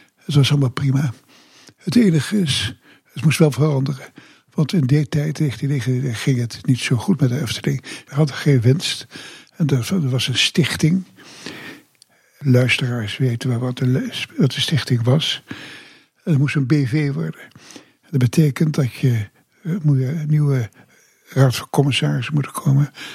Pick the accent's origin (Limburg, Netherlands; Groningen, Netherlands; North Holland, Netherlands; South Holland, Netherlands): Groningen, Netherlands; also born or lived in Semarang, Indonesia / Ter Apel; now in Kaatsheuvel, Netherlands; zijn wij gaan wonen in Groningen. Daar heb ik de lagere school gedaan. Daar heb ik ook middelbare school gedaan.